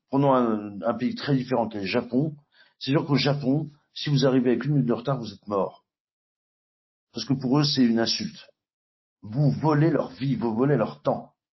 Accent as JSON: {"language": "French", "region": "Nouvelle-Aquitaine", "country": "France", "said": "ma région d'origine en Aquitaine"}